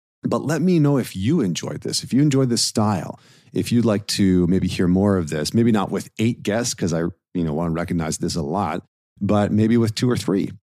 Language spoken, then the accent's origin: English; Northern Alberta, Canada; I grew up in Northern Alberta